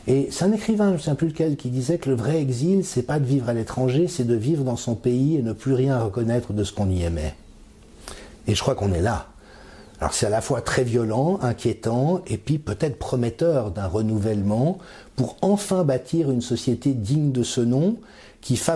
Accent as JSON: {"language": "French", "country": "France", "tie": "born or raised there", "said": "j'ai grandi dans la France des années 70 et que c'était l'insouciance, c'était la joie de vivre"}